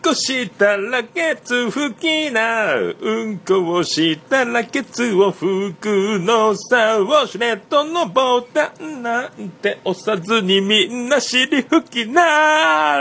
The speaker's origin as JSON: {"language": "Japanese", "region": "Fukuoka", "country": "Japan", "tie": "born or raised there", "said": "姪の浜、姪中です、姪中です。で、今、あの、子供が、えっ、ー、と、内浜小学校、内浜小"}